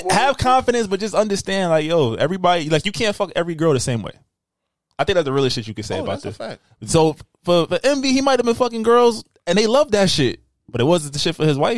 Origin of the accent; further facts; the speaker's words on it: Southside, New York, United States; I'm from Southside